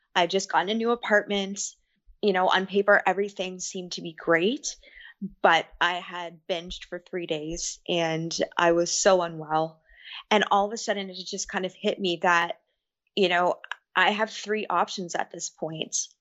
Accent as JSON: {"language": "English", "region": "Ontario", "country": "Canada", "said": "I am from Ontario, Canada."}